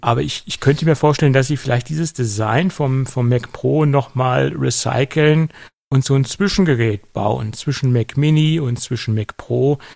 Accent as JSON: {"language": "German", "town": "Göttingen", "region": "Lower Saxony", "country": "Germany", "tie": "born or raised there", "said": "bei uns in Göttingen"}